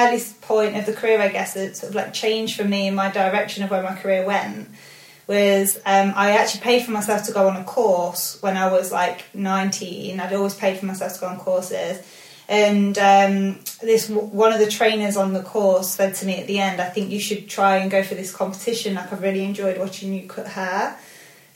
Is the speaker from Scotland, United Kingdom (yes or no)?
no; Leicester, East Midlands, United Kingdom; I'm from Leicester. So I started in a salon in Leicester.